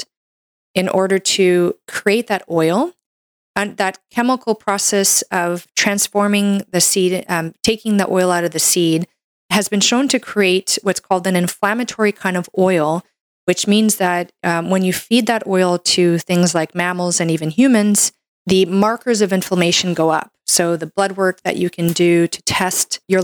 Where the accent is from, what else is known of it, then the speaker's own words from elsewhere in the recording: Canada; I'm a Canadian medical doctor